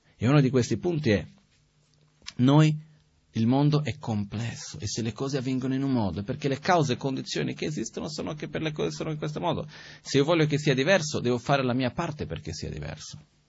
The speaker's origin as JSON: {"language": "Italian", "country": "Brazil", "tie": "born or raised there", "moved": "yes", "lives_now": "Italy", "said": "io sono nato in Brasile, di una famiglia metà ebrea, metà presbiteriana"}